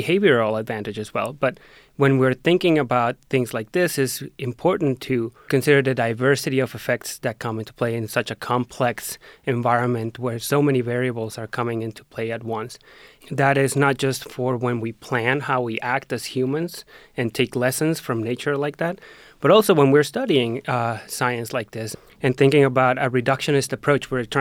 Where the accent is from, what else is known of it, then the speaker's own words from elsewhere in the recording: Mexico; moved away; When I was back home visiting my family in Mexico